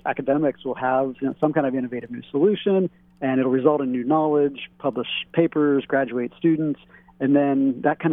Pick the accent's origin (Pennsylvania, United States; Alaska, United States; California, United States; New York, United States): Pennsylvania, United States; Pittsburgh; also born or lived in East Coast; now in Hawaii, United States; I was born in Pittsburgh, lived up on the East Coast, have been here in Hawaii for 19 and a half years